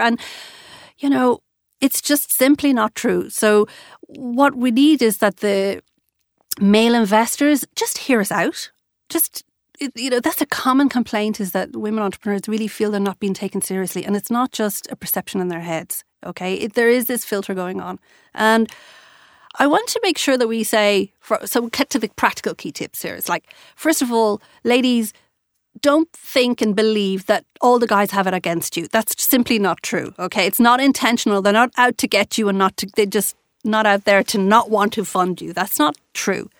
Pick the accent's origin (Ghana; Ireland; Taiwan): Ireland; being an Irish girl